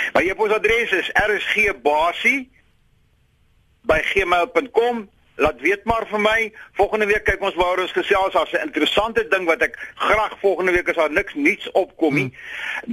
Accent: South Africa

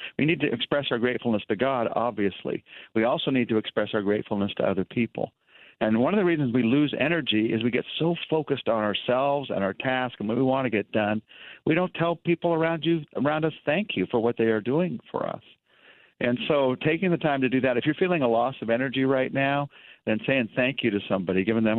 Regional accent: United States; I'm American

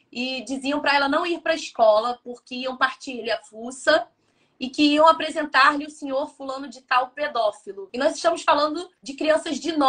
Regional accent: Brazil; moved away as an adult; also born or lived in Braga; Eu sou imigrante, eu sou brasileira, cultura diferente

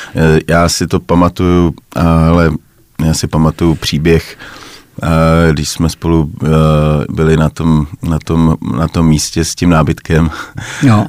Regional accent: Czechia; my si asi málo užíváme jako Češi

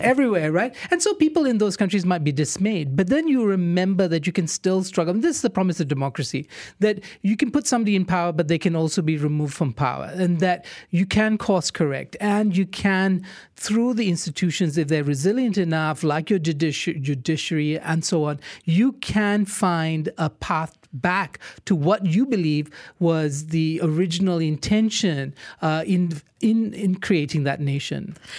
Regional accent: Malaysia; first language English; We're English speaking Malaysians

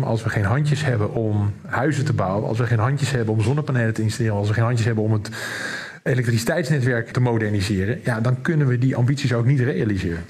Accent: Rotterdam, South Holland, Netherlands; als een echte Rotterdammer

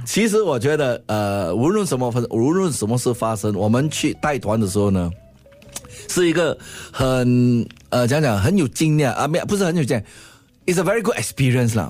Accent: Singapore; 我新加坡人啊

